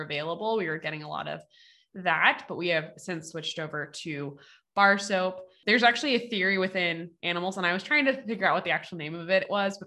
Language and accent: English; United States; we're from the States